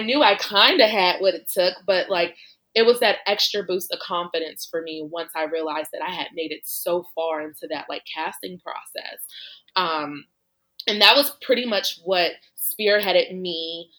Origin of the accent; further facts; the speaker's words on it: Chicago, Illinois, United States; moved away as an adult; also born or lived in Los Angeles; I actually grew up in Chicago.